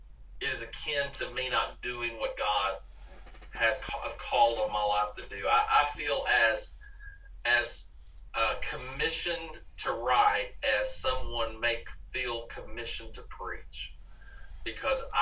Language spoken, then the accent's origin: English; Dallas, Texas, United States; moved away as an adult; now in Mississippi, United States; I grew up in Dallas, Texas